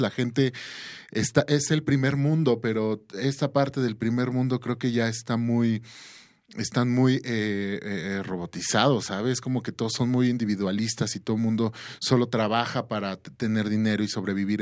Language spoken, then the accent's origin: Spanish; Mexico; nosotros como mexicanos, como latinoamericanos